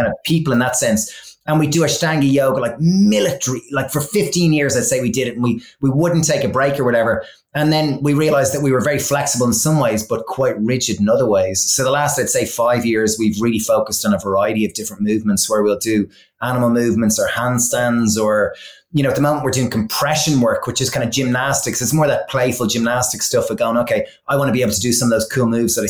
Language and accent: English; Ireland; being like Irish from all boys schools